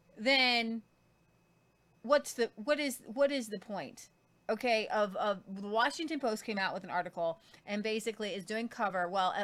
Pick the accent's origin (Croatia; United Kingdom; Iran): Croatia; I would most likely stay in my home country of Croatia.